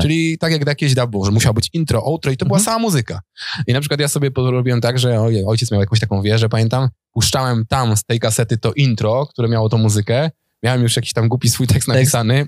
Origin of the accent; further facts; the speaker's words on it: Opoczno, Łódź Voivodeship, Poland; also born or lived in Warsaw; now in Tomaszów Mazowiecki, Poland; sam jestem z Opoczna